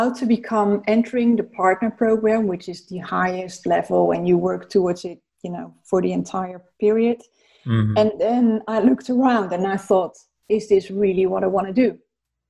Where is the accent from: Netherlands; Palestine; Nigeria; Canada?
Netherlands; moved away as an adult; also born or lived in South Africa / London; I'm Dutch, by the way, so I'm from the Netherlands.